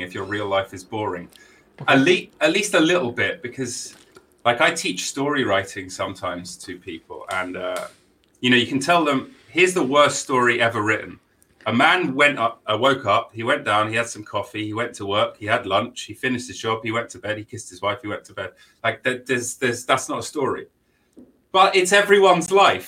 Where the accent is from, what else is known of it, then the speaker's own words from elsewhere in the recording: London, United Kingdom; accent: quite London; also born or lived in New York / Sheffield; I'm originally from London